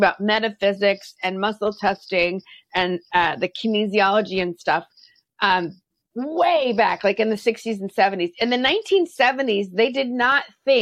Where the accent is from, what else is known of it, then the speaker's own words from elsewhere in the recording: Texas, United States; I grew up in Texas where I was constantly told I was too much